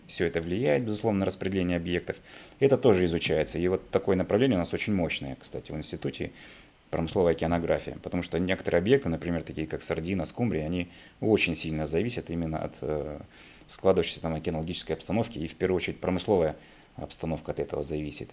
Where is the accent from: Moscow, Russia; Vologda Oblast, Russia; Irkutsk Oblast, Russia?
Irkutsk Oblast, Russia; Irkutsk; moved away as an adult; now in Vladivostok, Russia; я сам такой, приехал из Сибири, из города Иркутска